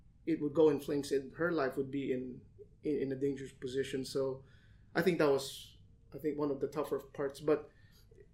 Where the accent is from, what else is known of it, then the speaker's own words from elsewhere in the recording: Manila, Metro Manila, Philippines; now in Los Angeles, United States; when I came here from Manila to LA in 2006, at that time, even before the market crash, a lot of people were saying that home prices are high